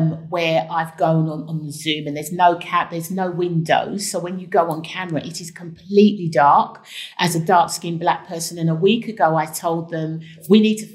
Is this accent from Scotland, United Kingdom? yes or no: no; London, United Kingdom; accent: Cockney; I also brought my Cockney accent, which really made a difference because they had not come across the lawyer with a Cockney accent who was a black woman who was from Tottenham.